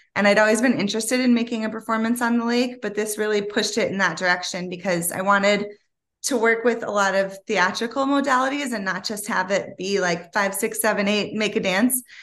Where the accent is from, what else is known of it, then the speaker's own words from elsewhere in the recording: Ann Arbor, Michigan, United States; also born or lived in Detroit / New York; where I grew up in Ann Arbor